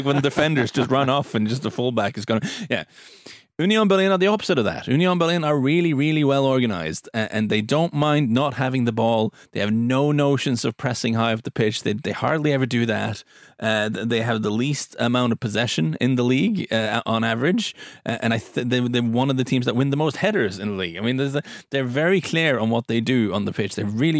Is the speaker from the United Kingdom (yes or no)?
no; Lyngdal, Agder, Norway; It's from Egersund, I think. I'm from Lyngdal.